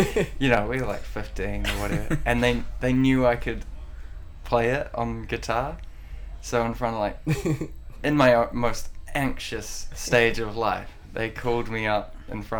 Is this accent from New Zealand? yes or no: yes; Dunedin, Otago, New Zealand; my hometown. You know, really? Like Dunedin